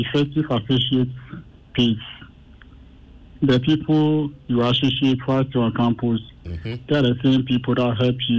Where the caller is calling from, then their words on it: Kotobabi, Greater Accra, Ghana; I'm calling from Kutubabi.